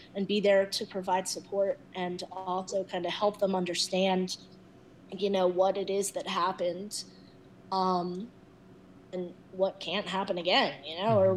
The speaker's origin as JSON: {"language": "English", "town": "Philadelphia", "region": "Pennsylvania", "country": "United States", "moved": "as an adult", "lives_now": "Denver, United States", "said": "I was coming from Philadelphia"}